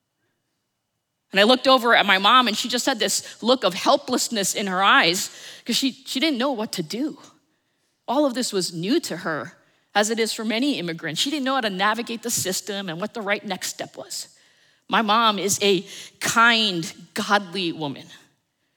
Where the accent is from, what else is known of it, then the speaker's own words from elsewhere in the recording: suburbs of New Jersey, United States; also born or lived in New York City, New York; I was born in New York City. And at the age of four, they moved us to the suburbs of New Jersey. And so I grew up in this little town